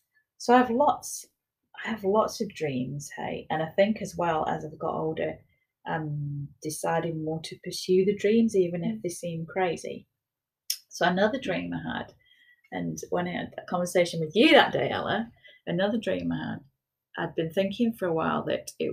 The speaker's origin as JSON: {"language": "English", "country": "United Kingdom", "moved": "as an adult", "lives_now": "Wellington, New Zealand", "said": "I'm a British architect"}